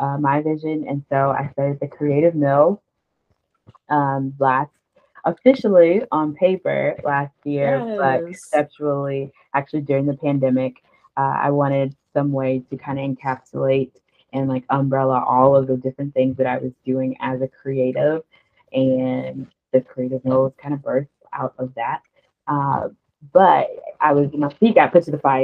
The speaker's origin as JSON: {"language": "English", "area": "right outside of New Orleans", "region": "Louisiana", "country": "United States", "moved": "as an adult", "lives_now": "Las Vegas, United States", "said": "So I am originally from Louisiana, right outside of New Orleans, but I actually live in Las Vegas"}